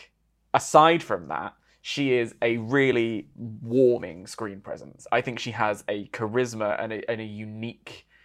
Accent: United Kingdom

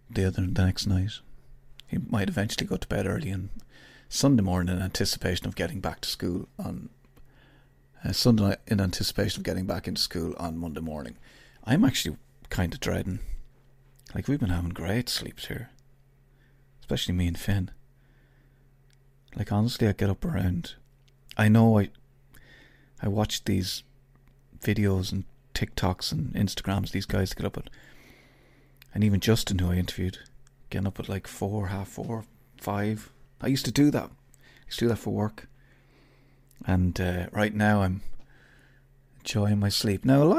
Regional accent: Ireland; I'm Irish. I have to ask you what time it is.

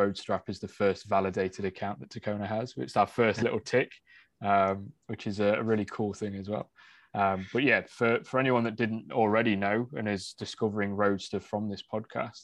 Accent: United Kingdom; I'm being British.

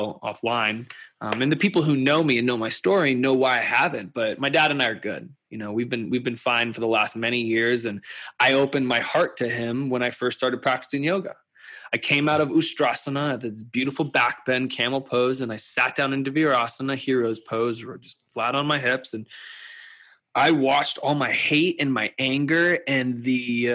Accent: Louisville, Kentucky, United States; I grew up in Louisville, Kentucky, and I am an Indian Jew

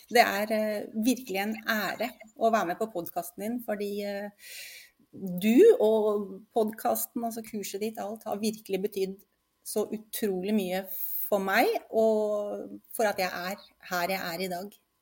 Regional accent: Oslo, Norway; now in Lillestrøm, Norway; Født og oppvokst i Oslo, men bor nå på Lillestrøm sammen med mannen min

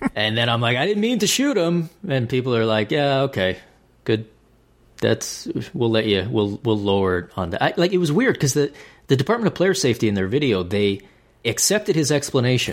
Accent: Canada; being the Canadian that I am

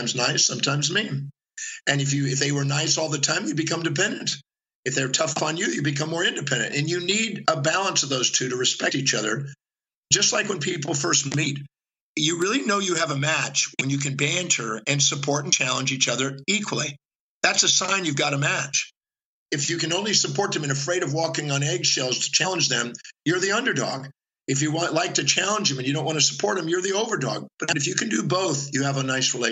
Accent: Houston, Texas, United States; also born or lived in Richmond, Texas; I made it through elementary school with the help of those three kids and a couple other ones. And then I moved from Houston, Texas to Richmond, Texas

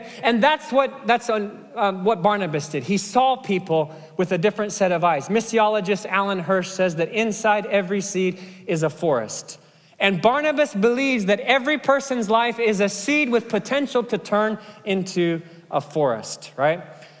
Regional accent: Kenya; Now, there's a Kenyan proverb. I grew up in Kenya.

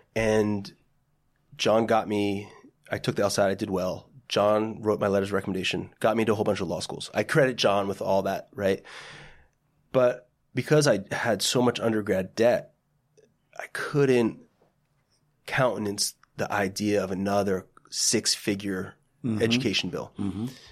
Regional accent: Parsippany, New Jersey, United States; I say Parsippany because most people don't know what Lake Hiawatha is

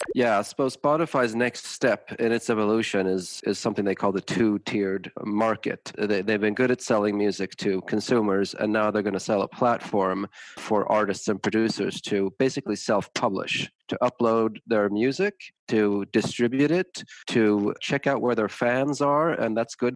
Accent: Tucson, Arizona, United States; moved away as an adult; now in Sweden; I grew up in the States, partially. I, I went to high school and college in Tucson, Arizona

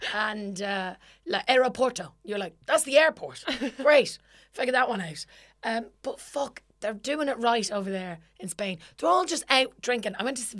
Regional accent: Ireland; now in United Kingdom; For example, I live in England.

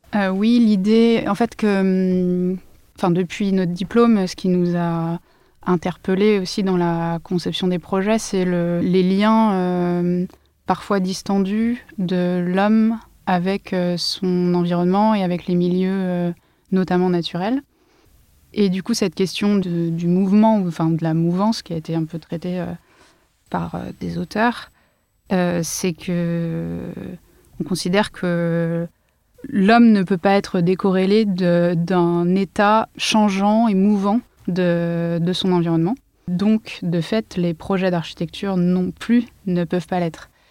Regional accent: Lyon / Ain, Auvergne-Rhône-Alpes, France; moved away as an adult; now in Paris, France; Je suis une lyonnaise, enfin dans l'Ain exactement

